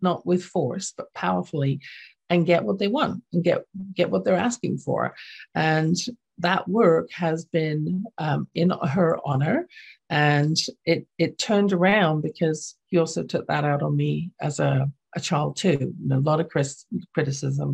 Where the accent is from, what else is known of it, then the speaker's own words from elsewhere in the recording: London, United Kingdom; accent: English; now in Canada; what I saw growing up in my household, which was in London, England. You can tell from my accent, I wasn't born in Canada.